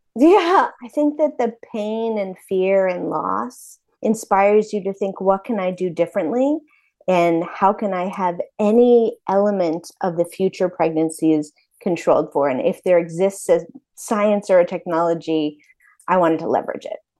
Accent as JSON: {"language": "English", "town": "Brooklyn", "region": "New York", "country": "United States", "tie": "born or raised there", "also_born_or_lived": "Princeton, New Jersey / Philadelphia / Washington, D.C.", "moved": "yes", "said": "I was born in Brooklyn and raised in Brooklyn and in Princeton, New Jersey"}